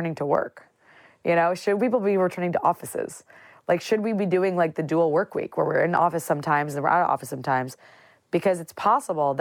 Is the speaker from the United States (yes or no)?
yes; central Illinois, United States; I grew up in a very central Illinois town